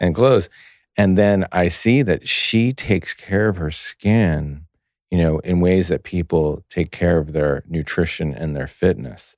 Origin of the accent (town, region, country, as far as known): United States